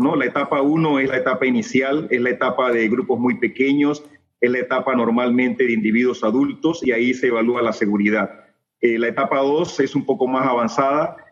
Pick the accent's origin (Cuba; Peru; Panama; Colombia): Panama; nuestra expectativa como médicos panameños, como investigadores panameños